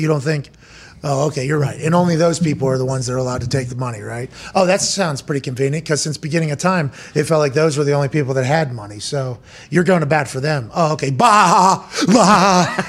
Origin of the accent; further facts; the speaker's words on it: Pittsburgh, Pennsylvania, United States; I said Pittsburgh